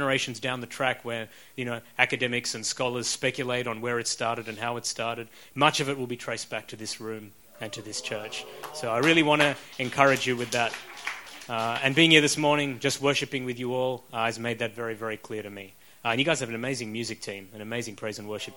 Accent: Australia; accent: Australian; moved away as an adult; also born or lived in Sri Lanka / Oxford, United Kingdom; I then lived in Australia for about 35 years

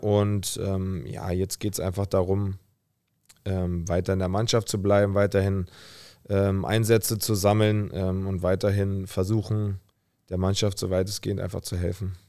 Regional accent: Berlin, Germany; also born or lived in Potsdam; also bin ich ja auch in Berlin aufgewachsen, habe dann meine erste Wohnung in Berlin bezogen

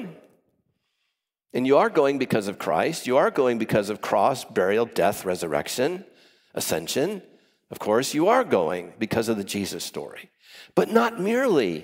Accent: Orange County, Southern California, United States; I come from Orange County, grew up in Southern California

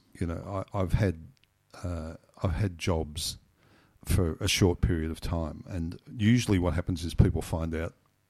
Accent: Griffith, New South Wales, Australia; born there; I was born in Griffith in 1951.

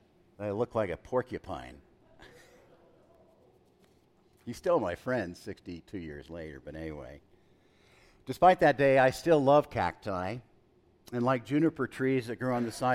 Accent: El Paso, Texas, United States; as a young boy, I grew up in El Paso

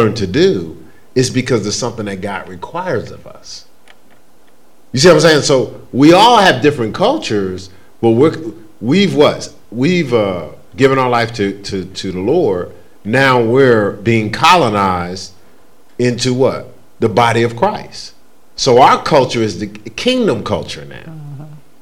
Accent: Newark, New Jersey, United States; I'm from Newark, New Jersey

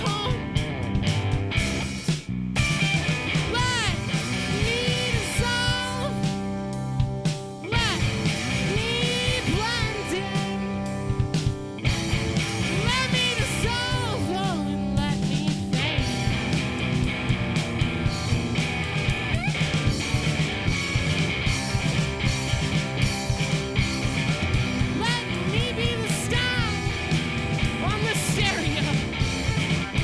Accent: Seattle, Washington, United States; We're from Seattle, which is real close to the water

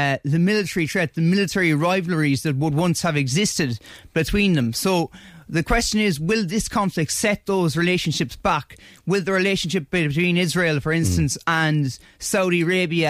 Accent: Ireland

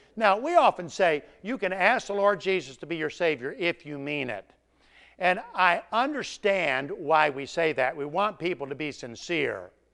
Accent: Tennessee, United States; I'm from Tennessee

